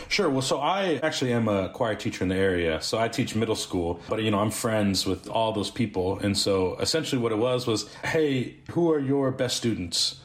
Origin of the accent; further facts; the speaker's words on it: Springfield, Missouri, United States; we're from Springfield, Missouri